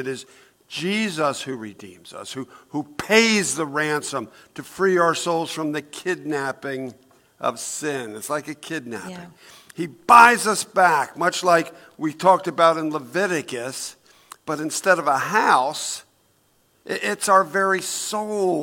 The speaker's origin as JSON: {"language": "English", "town": "Newark", "country": "United States", "tie": "born or raised there", "said": "when I was 10 years old, we lived in Newark, in Brookside, actually. But we moved from Brookside to the other side of town"}